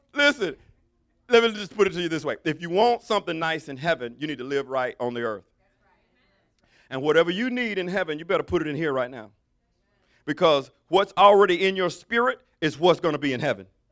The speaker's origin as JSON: {"language": "English", "region": "Alabama", "country": "United States", "said": "I'm from Alabama."}